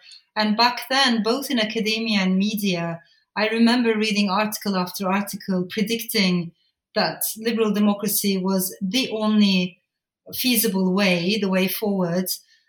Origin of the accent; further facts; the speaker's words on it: Strasbourg, Grand Est, France; I was born in France, in Strasbourg. And the first house that I grew up in was very different. It was full of immigrants, you know, liberal students, talking about revolution, social change, social justice.